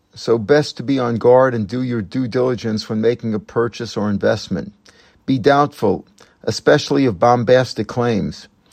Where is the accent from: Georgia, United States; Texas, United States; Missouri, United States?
Missouri, United States; now in Israel; I too am from Missouri, the show me state.